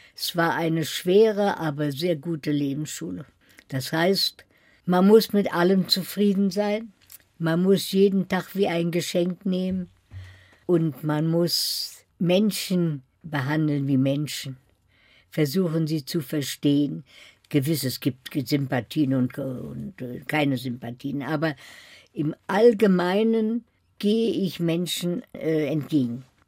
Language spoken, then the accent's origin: German; Berlin, Germany; moved away as an adult; now in Paris, France; Ich habe niemals verleugnet, dass ich aus Berlin komme